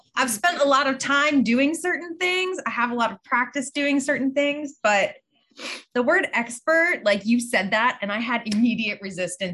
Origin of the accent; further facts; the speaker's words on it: Pittsburgh, Pennsylvania, United States; I grew up in Pittsburgh